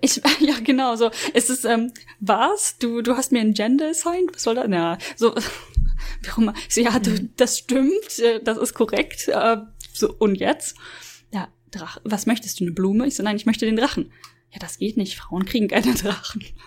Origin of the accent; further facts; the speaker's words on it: Germany; als, als Deutsche